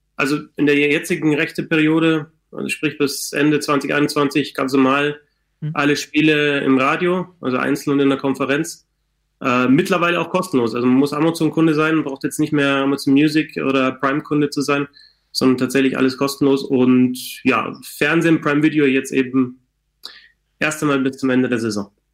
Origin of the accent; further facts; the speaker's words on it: Bavaria, Germany; ich komme jetzt aus Bayern